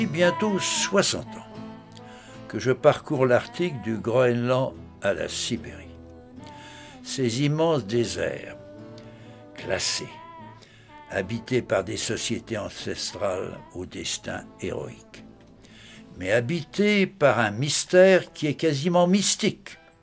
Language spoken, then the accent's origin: French; France; chez nous